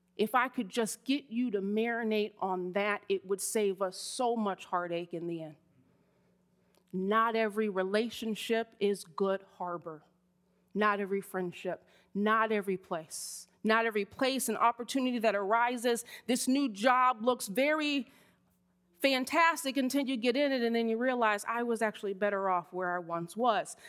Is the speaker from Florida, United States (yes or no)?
yes; Miami, Florida, United States; I grew up in Miami, Florida